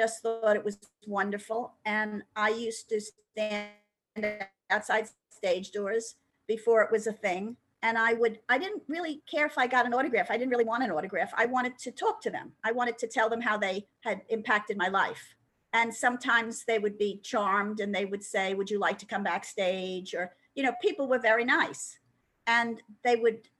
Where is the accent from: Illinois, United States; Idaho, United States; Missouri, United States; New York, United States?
New York, United States; I grew up in New York. I was a theater kid.